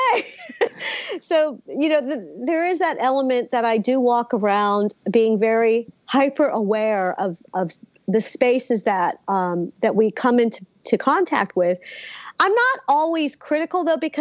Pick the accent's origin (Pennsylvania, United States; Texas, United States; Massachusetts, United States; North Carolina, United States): Pennsylvania, United States; Philadelphia; I'm American. I was born in Philly